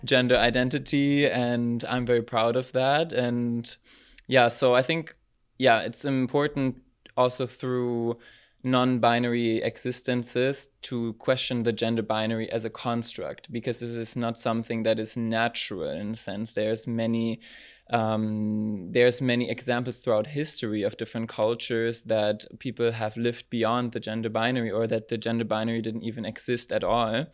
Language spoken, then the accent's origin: English; Berlin, Germany; moved away as an adult; now in Maastricht, Netherlands; I was born and raised in Berlin, in Germany, and moved to Maastricht three years ago